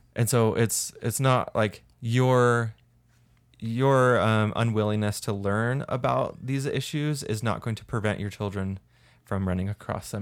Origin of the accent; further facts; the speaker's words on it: St. George, Utah, United States; I grew up in Saint George, which has a lot of cockroaches